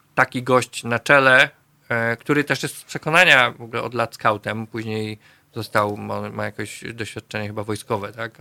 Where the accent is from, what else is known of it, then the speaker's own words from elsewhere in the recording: Poznań, Greater Poland, Poland; ja jestem z Łazarza na przykład, z Poznania, dzielnicy, która długo uchodziła za dosyć biedną